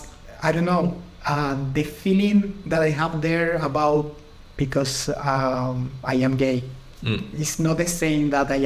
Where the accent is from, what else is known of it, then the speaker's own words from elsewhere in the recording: Santiago, Santiago Metropolitan Region, Chile; English is a second language; moved away as an adult; now in Dublin, Ireland; I am from Santiago